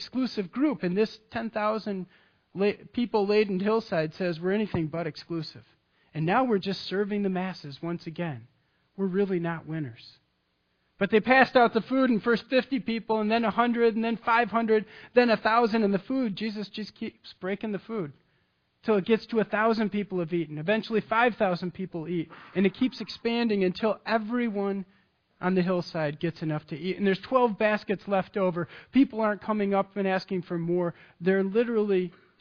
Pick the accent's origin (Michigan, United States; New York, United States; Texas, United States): Michigan, United States; I'm from Michigan. I grew up on Lake Michigan.